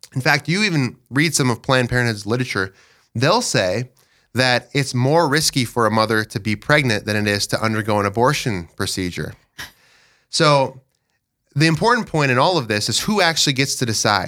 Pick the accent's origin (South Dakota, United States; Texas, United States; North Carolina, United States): South Dakota, United States; Dell Rapids; I'm from Del Rapids. I live in Del with my wife, Sheila.